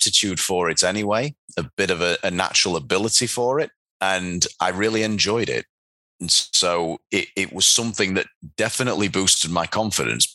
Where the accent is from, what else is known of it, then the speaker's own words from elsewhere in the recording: Doncaster, Yorkshire and the Humber, United Kingdom; Taekwondo athletes from Doncaster, my hometown